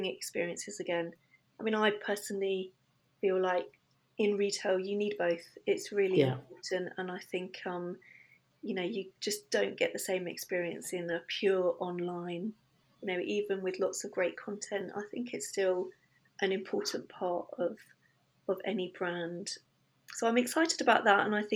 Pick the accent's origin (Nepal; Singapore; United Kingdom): United Kingdom; Suffolk, East of England; now in London, United Kingdom; I grew up in Suffolk, great part of the world